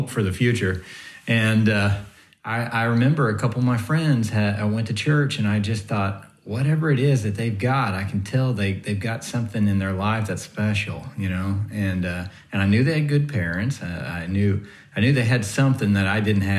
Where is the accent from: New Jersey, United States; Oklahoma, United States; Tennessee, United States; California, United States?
Oklahoma, United States; Southeast; I grew up in Southeast Oklahoma